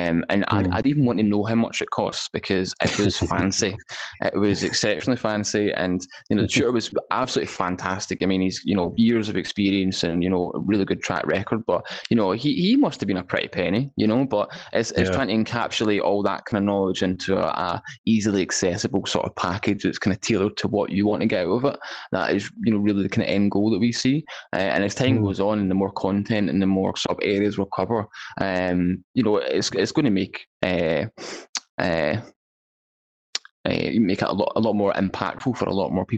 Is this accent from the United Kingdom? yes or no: yes; Scotland, United Kingdom; I'm a Scottish guy